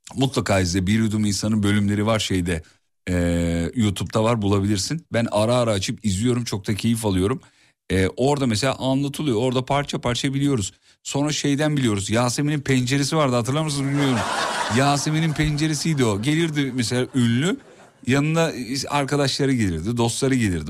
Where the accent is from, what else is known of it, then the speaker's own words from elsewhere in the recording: İzmit, Kocaeli, Turkey; Hulusi Ketmen İzmit'tedir onu da söyleyeyim. Memleketim olunca